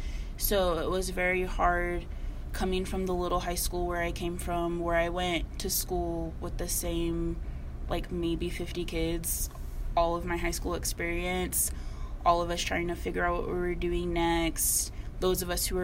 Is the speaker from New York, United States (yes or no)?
no; Miami, Arizona, United States; moved away as an adult; now in Flagstaff, United States; I'm from the little small town of Miami, Arizona, or like Globe, Miami.